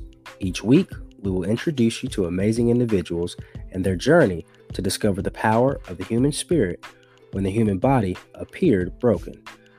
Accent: Fort Campbell, Kentucky, United States; also born or lived in Germany; Born in Germany, moved around the country. And I say I'm from Kentucky because I spent most of my life there as an adolescent through high school.

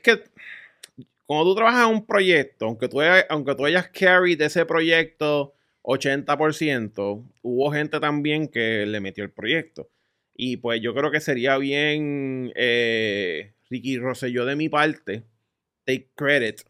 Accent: Puerto Rico; soy de Puerto Rico

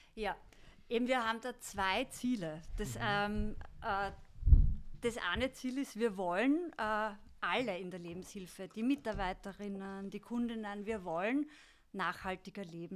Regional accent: Styria, Austria; wir kommen aus Graz, Volzberg gell? und Wies, aus der Steiermark

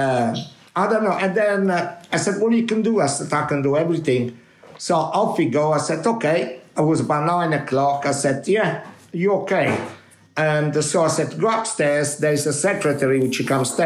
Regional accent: Minori, Campania, Italy; English is a second language; moved away as an adult; now in London, United Kingdom; When I was in my hometown in Minori

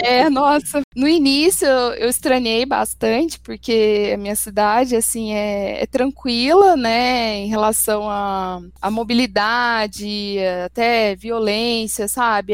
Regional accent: Itajubá, Minas Gerais, Brazil; moved away as an adult; now in São Paulo, Brazil; Eu sou de Itajubá, no sul de Minas

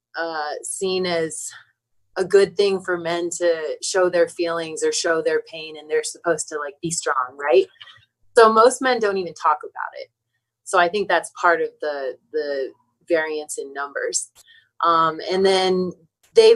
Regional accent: Maryland, United States; I'm from Maryland.

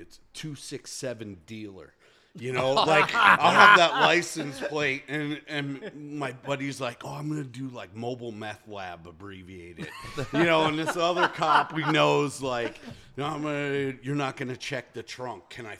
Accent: Pennsylvania, United States; so I'm from Pennsylvania, moved out here.

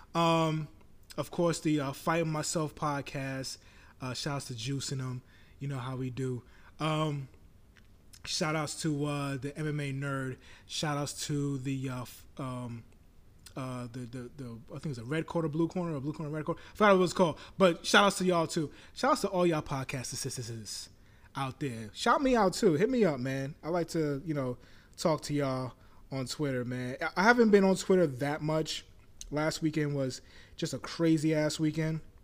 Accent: New York, United States; I'm a New Yorker

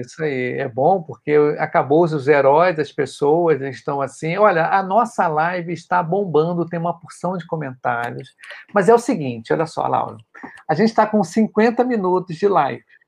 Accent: Rio de Janeiro, Brazil; eu sou do Rio de Janeiro

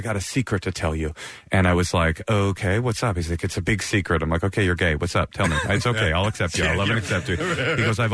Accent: Oakland, California, United States; also born or lived in Queens, New York; I literally was raised in Oakland secular

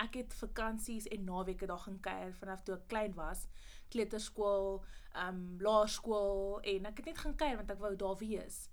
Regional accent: Pretoria, Gauteng, South Africa; moved away as an adult; also born or lived in Mamelodi / Potchefstroom; Ek kom oorspronkelijk van Pretoria af

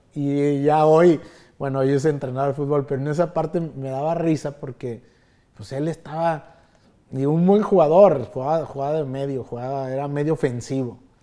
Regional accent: Mexico; also born or lived in Chicago; somos los mexicanos

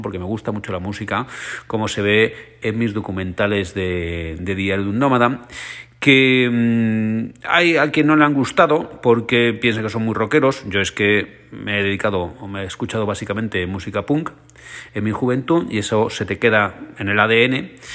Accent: Alicante, Valencian Community, Spain; un vinazo de mi tierra, es un vinazo alicantino

